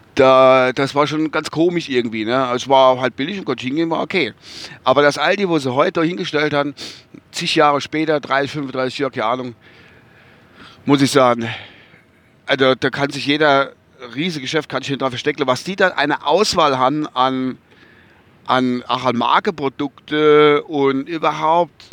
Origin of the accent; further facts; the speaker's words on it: Kusel, Rhineland-Palatinate, Germany; bei uns in Kusel